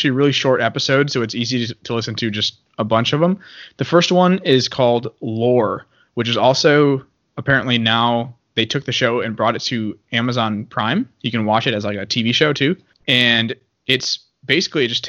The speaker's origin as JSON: {"language": "English", "country": "United States", "said": "I'm an American and I'm Catholic."}